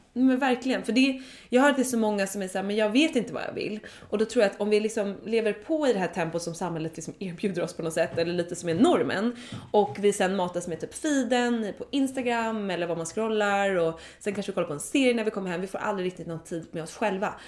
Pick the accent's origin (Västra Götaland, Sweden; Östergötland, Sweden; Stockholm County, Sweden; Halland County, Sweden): Stockholm County, Sweden; Dalarö; vi kollade på hus på Dalarö där jag är uppvuxen